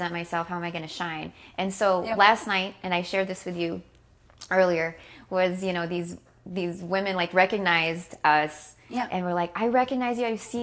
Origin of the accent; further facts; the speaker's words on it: California, United States; I'm from California.